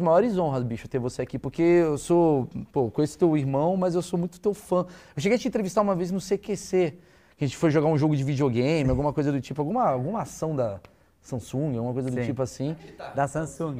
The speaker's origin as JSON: {"language": "Portuguese", "country": "Brazil", "said": "eu que sou brasileiro"}